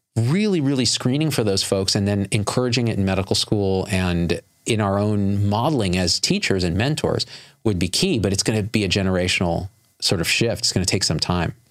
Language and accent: English; Clovis, California, United States; growing up in the Central Valley of California, rural Clovis, California